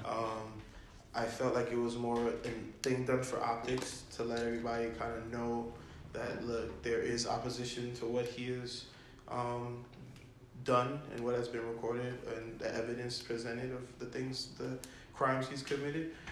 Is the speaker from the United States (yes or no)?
yes; New York City, New York, United States; now in California, United States; I'm from the Bronx as well.